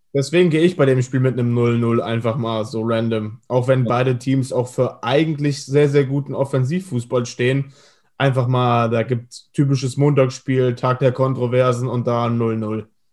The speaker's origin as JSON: {"language": "German", "region": "Hesse", "country": "Germany", "said": "als Hesse"}